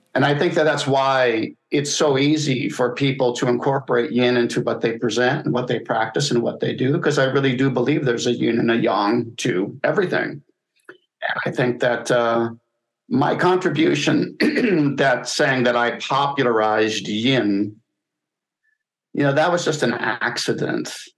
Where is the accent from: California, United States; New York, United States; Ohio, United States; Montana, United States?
Montana, United States; moved away as an adult; also born or lived in Los Angeles, United States; I grew up in Montana, but in my twenties, when I was teaching and learning, I was in L.A.